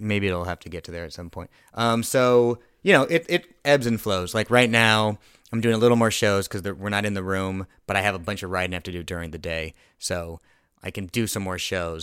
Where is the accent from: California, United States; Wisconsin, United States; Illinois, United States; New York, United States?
California, United States; Thousand Oaks; I grew up in Thousand Oaks